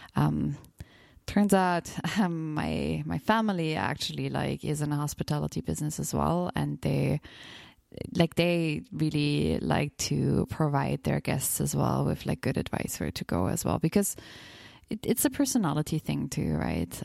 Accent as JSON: {"language": "English", "region": "Bavarian Alps village", "country": "Germany", "tie": "born or raised there", "said": "I'm from a very small village in the Bavarian Alps, 4,000 inhabitants"}